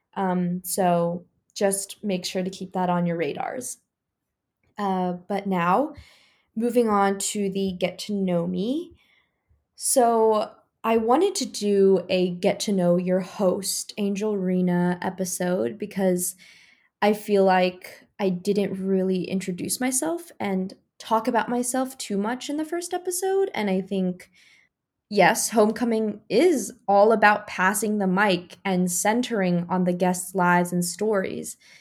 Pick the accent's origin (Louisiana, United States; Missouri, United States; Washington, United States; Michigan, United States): Missouri, United States; Rolla; moved away; But growing up, I grew up in Raleigh, Missouri